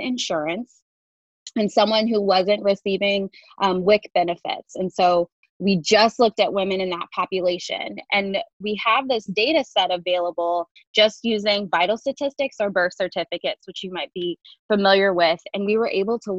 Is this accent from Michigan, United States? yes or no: yes; Detroit, Michigan, United States; moved away as an adult; also born or lived in Indiana; now in Chapel Hill, United States; I'm originally from the Midwest. I went to medical school at Indiana University School of Medicine, and my family and I are originally from Detroit